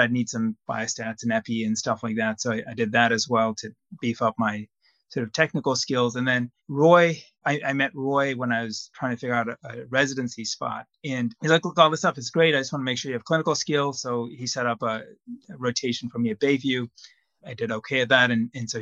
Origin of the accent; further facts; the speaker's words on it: Zambia; moved away as an adult; now in United States; I grew up in Zambia, a small country in Southern Africa, and I did medical school there